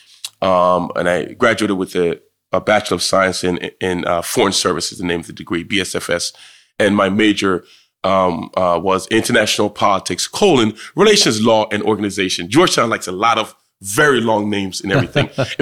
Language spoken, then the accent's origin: English; Jamaica; where I grew up in Jamaica was extremely rural. Rural to the point where we didn't even have indoor plumbing.